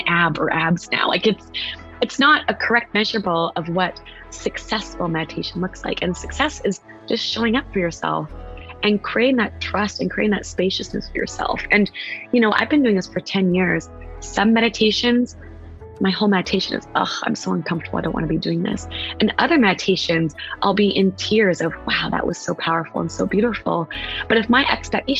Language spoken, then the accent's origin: English; West Coast, United States; now in East Coast, United States